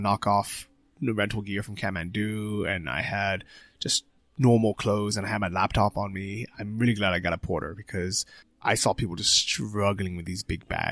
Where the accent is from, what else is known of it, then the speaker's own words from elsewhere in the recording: San Francisco, California, United States; moved away as an adult; also born or lived in Thailand; now in Chiang Mai, Thailand; growing up in San Francisco